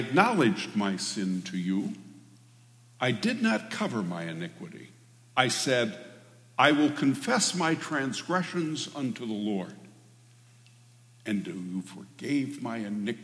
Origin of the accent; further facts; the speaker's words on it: Michigan, United States; moved away; also born or lived in Alma, Michigan / St. Louis, Michigan / Hastings, Michigan / Hart, Michigan; I was born and raised in Michigan. I am a Midwesterner